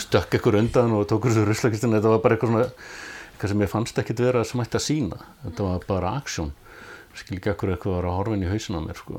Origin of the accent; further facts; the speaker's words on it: Reykjavík, Capital Region, Iceland; Ég ólstu upp á Sogaveginum í Þýkörfi og, og eh, bjóð þar til alveg til tvítugs